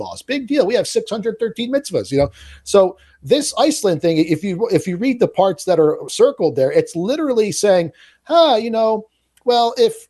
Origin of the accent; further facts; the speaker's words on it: Italy; I was born in Italy.